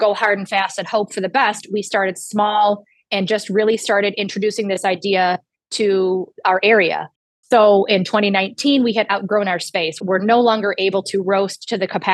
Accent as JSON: {"language": "English", "area": "the Thumb", "region": "Michigan", "country": "United States", "tie": "born or raised there", "also_born_or_lived": "Metro Detroit, Michigan", "said": "I am from the Thumb originally. I grew up in the Thumb"}